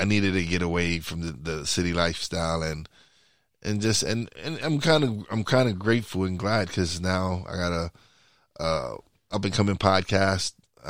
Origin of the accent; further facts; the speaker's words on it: New York City, New York, United States; moved away as an adult; now in Pennsylvania, United States; I'm in Pennsylvania. I'm originally from New York, but now I live in Pennsylvania, and I live in the mountains, and it's kind of chilly now.